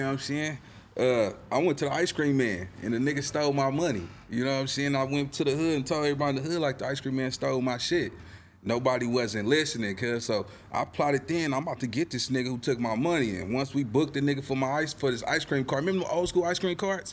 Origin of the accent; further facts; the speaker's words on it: Los Angeles, California, United States; I'm from Little Egypt. I'm from the east side